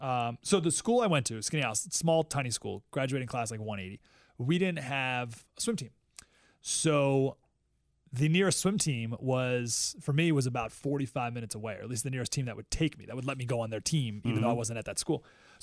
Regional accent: Syracuse, New York, United States; also born or lived in Denver / Atlanta / Pennsylvania / Skaneateles; growing up, but I was in New York, Syracuse, New York, most of the time. Mm-hmm. So, and the small town was Skinny Atlas, New York.

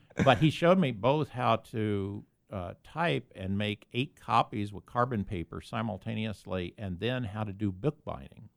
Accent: Columbia, Missouri, United States; moved away as an adult; also born or lived in Stanford, California; now in San Diego, United States; I was born and raised in Columbia, Missouri

